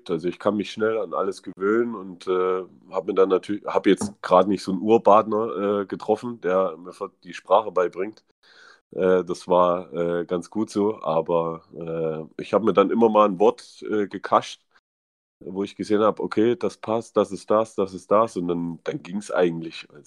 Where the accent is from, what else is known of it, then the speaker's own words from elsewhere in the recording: East Germany, Germany; sprichst nicht mehr wie ein Ossi. also man hört es man hört's mir nicht mehr an, äh, wo ich herkomme.